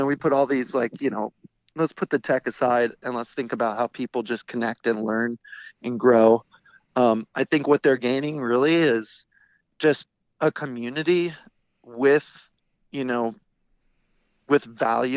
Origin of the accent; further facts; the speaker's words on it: St. Louis, Missouri, United States; we are people from St. Louis